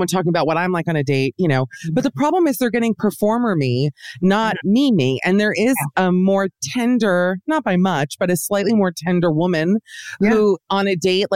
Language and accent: English; Miami, Florida, United States; moved away; also born or lived in New York; I'm actually from Miami, where I am as we speak.